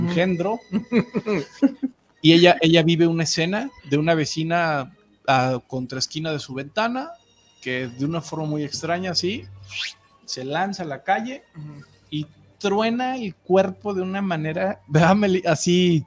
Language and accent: Spanish; Mexico City, Mexico; yo que soy de CDMX, pues del DF, yo, todavía le digo el DF